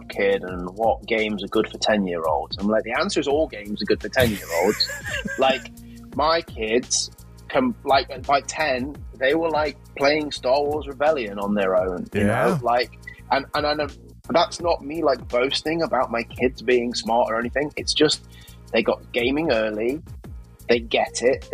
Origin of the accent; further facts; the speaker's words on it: Nottingham, East Midlands, United Kingdom; I'm from Nottingham originally in the UK, which is the home of Games Workshop